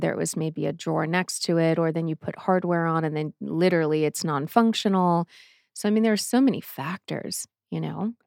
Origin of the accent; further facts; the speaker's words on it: Boston, Massachusetts, United States; now in Arizona, United States; I am from Boston